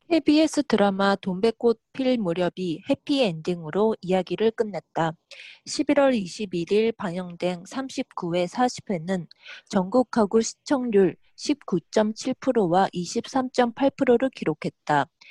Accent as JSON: {"language": "Japanese", "country": "Japan", "tie": "born or raised there", "also_born_or_lived": "South Korea", "said": "私、韓国生まれ、日本育ち、わったがったしてきた韓国人"}